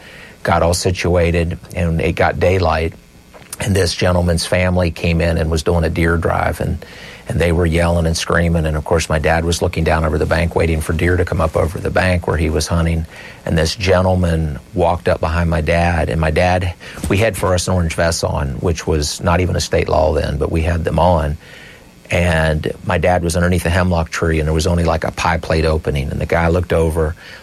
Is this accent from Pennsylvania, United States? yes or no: yes; Meyersdale, Pennsylvania, United States; a small community near where we grew up in Myersdale